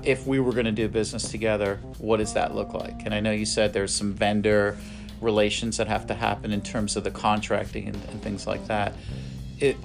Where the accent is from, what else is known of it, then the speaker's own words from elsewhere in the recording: East Coast, United States; now in Ohio, United States; I grew up on the East Coast